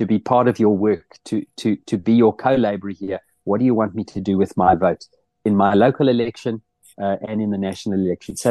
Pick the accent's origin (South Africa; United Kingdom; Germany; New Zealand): South Africa; moved away as an adult; now in Netherlands; living here in the Netherlands. I'll never stop being a South African